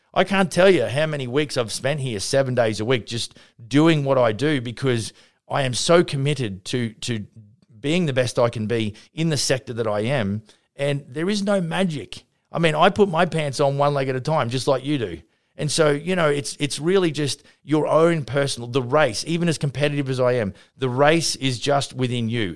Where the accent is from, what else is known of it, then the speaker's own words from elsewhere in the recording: Vernon, British Columbia, Canada; my hometown here at Vernon